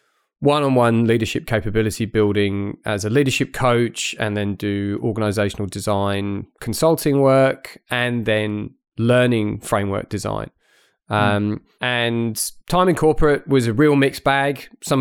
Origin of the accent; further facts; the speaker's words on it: United Kingdom; accent: blended; moved away as an adult; So my accent's a little bit sort of blended because I grew up in the UK, but then I've had really most of my professional working life here.